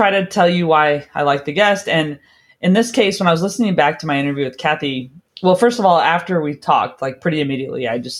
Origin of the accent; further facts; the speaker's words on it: California, United States; moved away; I'm from California originally